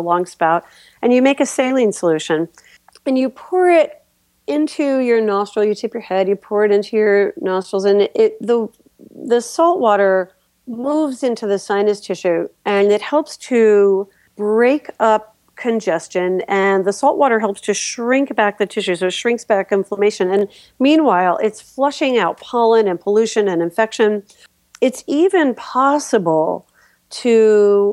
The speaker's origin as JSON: {"language": "English", "region": "New York", "country": "United States", "moved": "yes", "lives_now": "Philadelphia, United States", "said": "I'm from New York"}